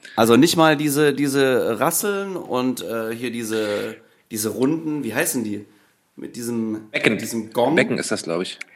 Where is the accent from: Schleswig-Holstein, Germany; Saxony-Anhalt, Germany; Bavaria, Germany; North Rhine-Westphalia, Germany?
Saxony-Anhalt, Germany; Merseburg; moved away as an adult; now in Hamburg, Germany; ursprünglich komme ich aus Merseburg. Das liegt zwischen Halle ah, und Leipzig